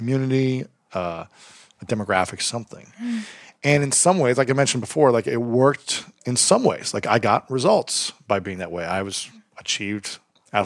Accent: Ohio, United States; where I grew up in Ohio

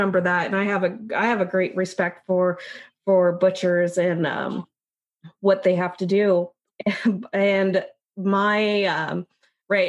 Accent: Issaquah, Washington, United States; growing up in Issaquah

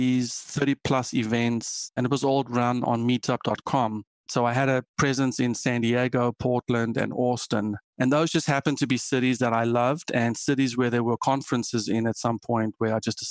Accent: South Africa; moved away as an adult; also born or lived in Germany; now in United States; I am South African

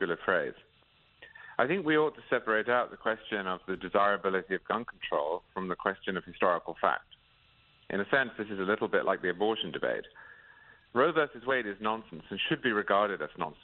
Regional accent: England, United Kingdom; I grew up in England

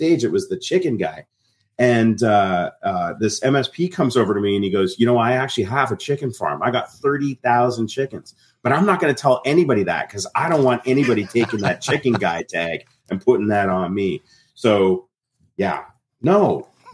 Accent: Canada; I grew up in Canada. My parents were very British. My grandparents were very British. I was first generation Canadian.

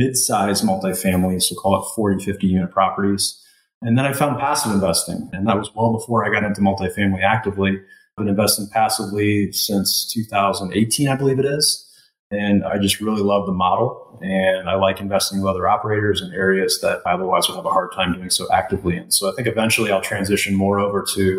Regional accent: East Coast, United States; moved away as an adult; now in Indianapolis, United States; I'm originally from the East Coast. I live out in Indianapolis, Indiana

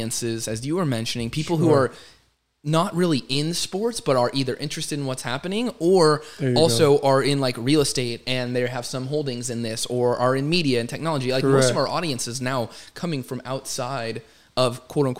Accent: Arizona, United States; I was born and raised in Arizona

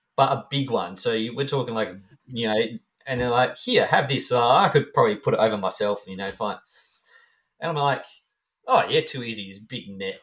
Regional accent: Australia; I'm Australian

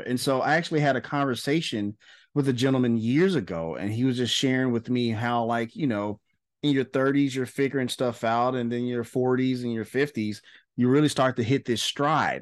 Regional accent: Memphis, Tennessee, United States; socially awkward black kid growing up in Memphis, Tennessee.

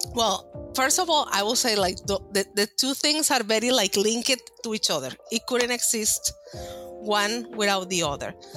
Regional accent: Monterrey, Nuevo León, Mexico; English is a second language; moved away as an adult; I'm from Monterrey, Mexico. I emigrated here about 13 years ago uh, I was born and raised in Mexico

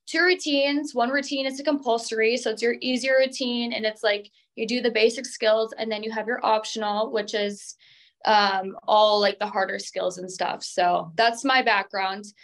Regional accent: Minnesota, United States; I'm from Minnesota

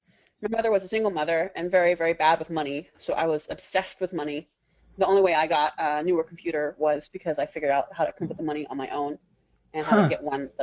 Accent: Maryland, United States; Suburban Maryland.

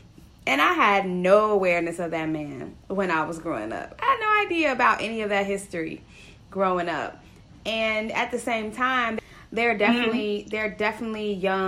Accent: Chicago, Illinois, United States; born or raised there

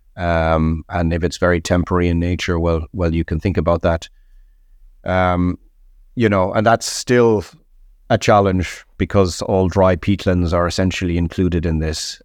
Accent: Ireland; I'm Irish

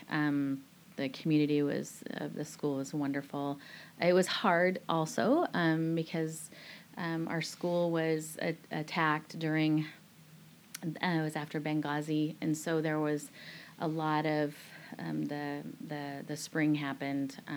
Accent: Nepal; also born or lived in Tunisia; now in Singapore; Singapore, that was a great landing place for us because we come from Nepal, which you know shaped and molded us in different ways

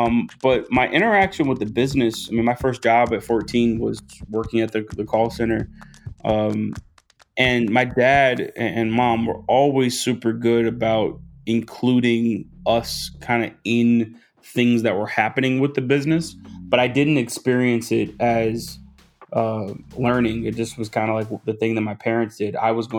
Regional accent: Atlanta, Georgia, United States; also born or lived in Los Angeles; I was born in Los Angeles, and we moved every couple of years until we landed in Atlanta. So I very much so consider Atlanta home. It's where I went to high school. And we lived about 30 minutes north of the city.

